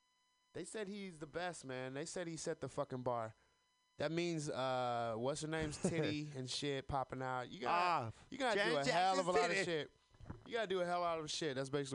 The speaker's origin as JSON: {"language": "English", "region": "the South", "country": "United States", "said": "I'm from the South. We care about one thing. That is college football, because we fucking rock in the fucking South."}